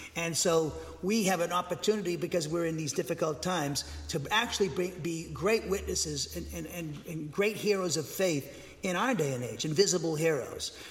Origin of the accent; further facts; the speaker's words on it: Massachusetts, United States; I grew up in Massachusetts